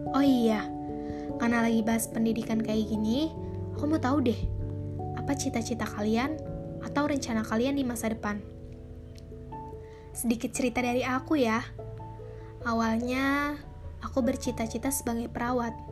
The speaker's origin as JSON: {"language": "Indonesian", "region": "Jakarta", "country": "Indonesia", "said": "Asal aku dari Jakarta."}